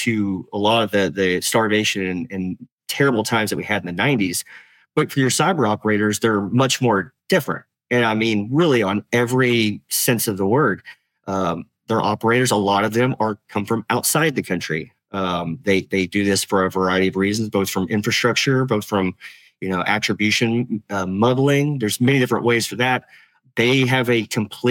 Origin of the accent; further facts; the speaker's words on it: Tennessee, United States; I'm from Tennessee. I'm a hillbilly.